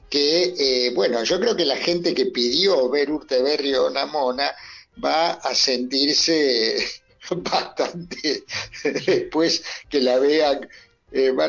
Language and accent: Spanish; Argentina; tenemos el orgullo como argentino